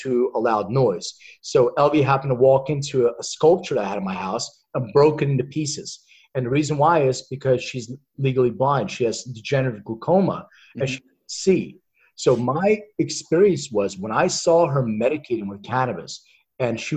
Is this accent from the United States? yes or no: yes; Philadelphia, Pennsylvania, United States; I'm originally from Philly. Mm-hmm. So I grew up in Philadelphia